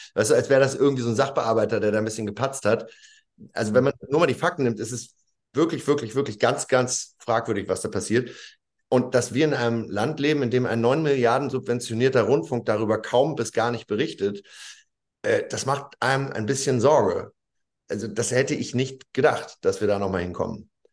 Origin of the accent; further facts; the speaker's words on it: Lower Saxony, Germany; das bin ja auch Niedersachse